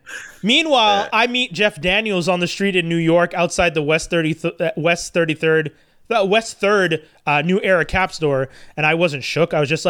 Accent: Canada; I'm Canadian.

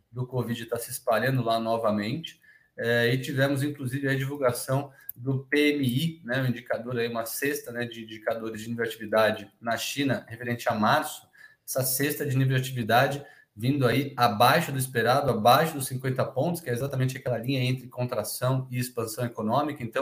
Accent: Rio de Janeiro, Brazil; mas eu sou do Rio, Léo.

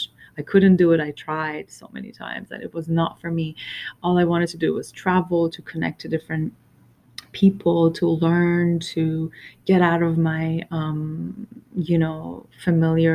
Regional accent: Iran; I was born in Iran during, right after it, the biggest revolution of its history

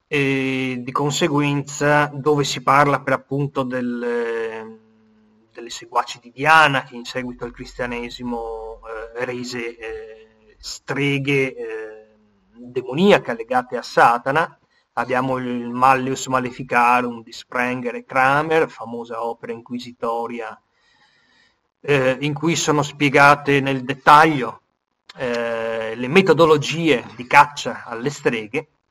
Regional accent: Venice, Veneto, Italy; io sono veneziano

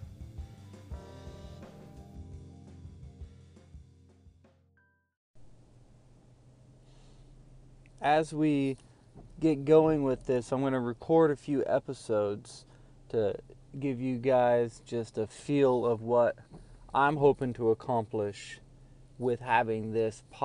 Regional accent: Sacramento, California, United States; moved away as an adult; also born or lived in Charleston, South Carolina / Maryland; now in Pennsylvania, United States; I live in Pennsylvania, but I grew up in California, in Northern California, in the Sacramento area

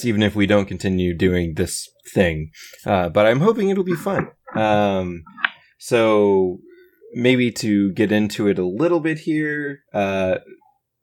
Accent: Georgia, United States; I'm from Georgia

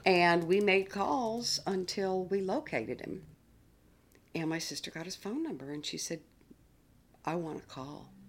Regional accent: outside of Atlanta, Georgia, United States; also born or lived in North Carolina; I grew up in the South, interestingly enough, in a small area outside of Atlanta

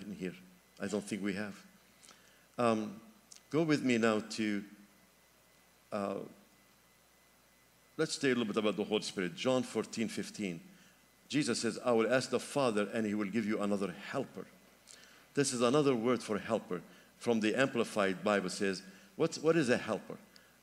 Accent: Lebanon; moved away; my home country, Lebanon

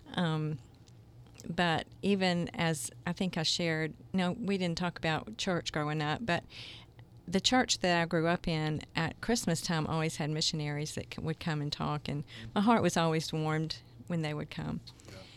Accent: Jacksonville, Florida, United States; moved away as an adult; also born or lived in South Georgia; now in Kansas City, United States; I grew up in Jacksonville as well

